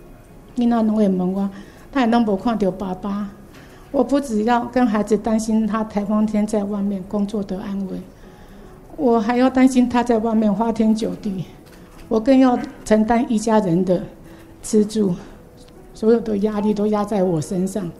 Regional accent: Penghu County, Taiwan; moved away as an adult; now in Kaohsiung, Taiwan; 哎，我出生在澎湖，

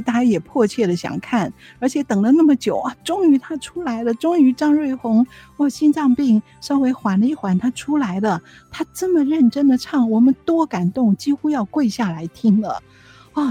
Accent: Taiwan; 我们是台湾来的

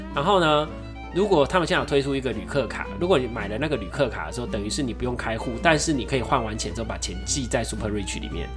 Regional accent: Taiwan; 你真的会很以自己身为台湾人为荣

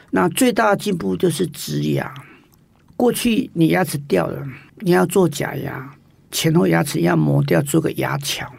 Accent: Taiwan; 发觉我们台湾人并不是百分之百认同这样是最好的微笑

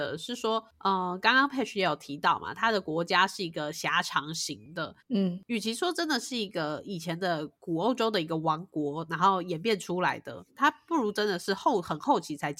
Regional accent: Taiwan; 那正如台湾，我们是呃讲中文的人，但是我们实际上受日本影响

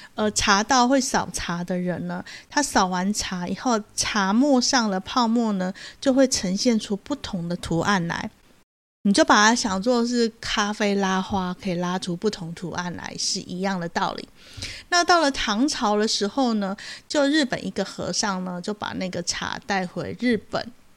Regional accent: Taiwan; 我们台湾人

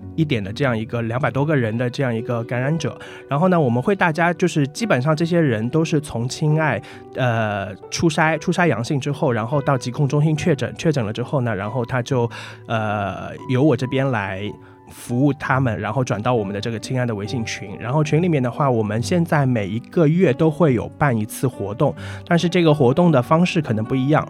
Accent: Shanghai, China; 我来自上海

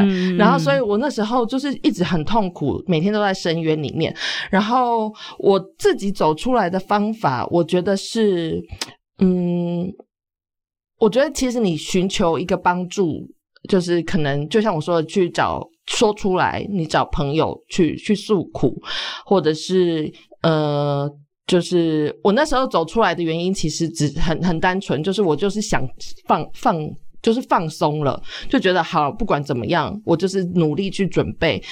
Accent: Taiwan; also born or lived in Australia

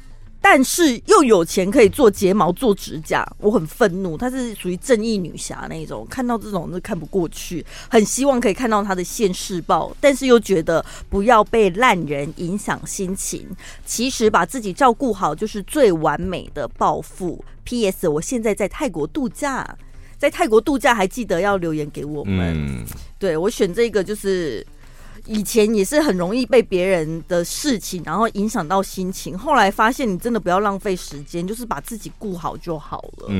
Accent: United States; Chinese is a second language; 他他也有听出我是个老美

